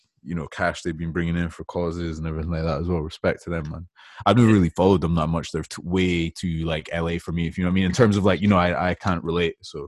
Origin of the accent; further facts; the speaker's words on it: Aberdeenshire, Scotland, United Kingdom; moved away; I'm from the country, but I've always been like I grew up around here in Aberdeenshire, like so outside.